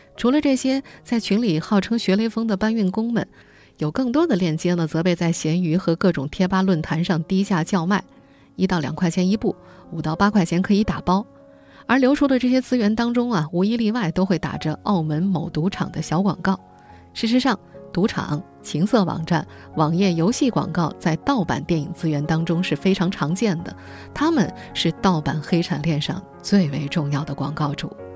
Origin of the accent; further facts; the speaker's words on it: Jiangsu, China; moved away; 我的老家江苏一个四线小城